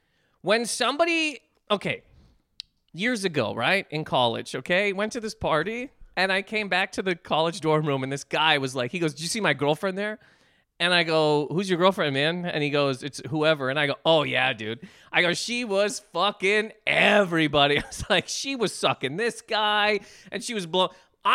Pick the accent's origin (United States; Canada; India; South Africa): Canada; we're both Canadian.